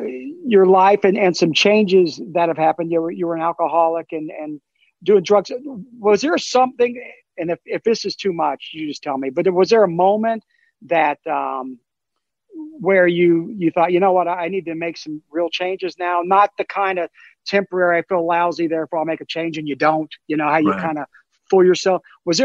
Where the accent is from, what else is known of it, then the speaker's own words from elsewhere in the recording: Charleston, South Carolina, United States; When I was a kid growing up in Charleston